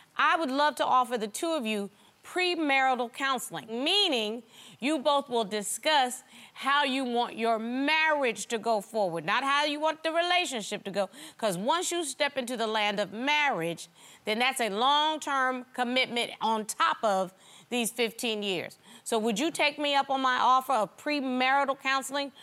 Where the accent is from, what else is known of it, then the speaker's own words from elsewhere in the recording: the South, United States; I'm from the South